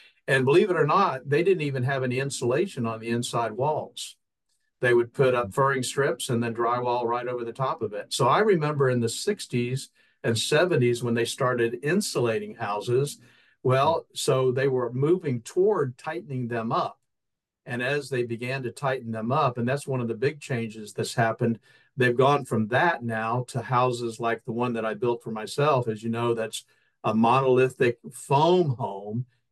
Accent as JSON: {"language": "English", "region": "Florida", "country": "United States", "tie": "born or raised there", "said": "I grew up in Florida"}